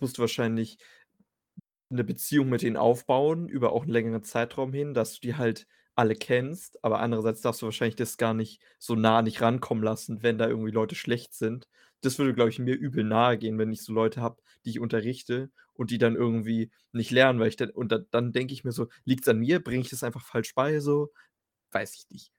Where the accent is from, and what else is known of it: Germany